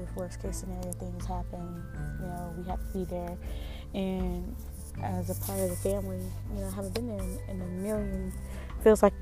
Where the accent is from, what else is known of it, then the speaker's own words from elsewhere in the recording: Indiana, United States; moved away; my hometown, Indiana